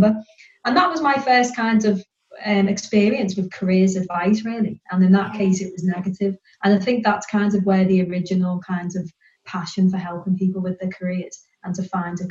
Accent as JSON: {"language": "English", "area": "near Liverpool", "region": "North West England", "country": "United Kingdom", "tie": "born or raised there", "also_born_or_lived": "Birmingham", "said": "I was born in Birmingham and I lived there till I was about 5 or 6 years old. And then my parents separated and my mum and my brother and I, we relocated. We went back up to the north near Liverpool to live with my grandma. And then we kind of settled there, really. So hence why my accent is like this and not a Brummie one"}